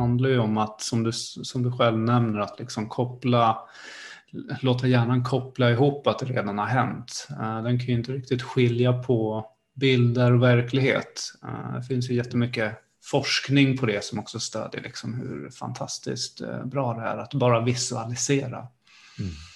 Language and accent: Swedish; Sparreholm, Södermanland, Sweden; jag kommer ju från Sparreholm, det är eh, granne med eh, Malmköping och jag spelade ju fotboll i de här lagarna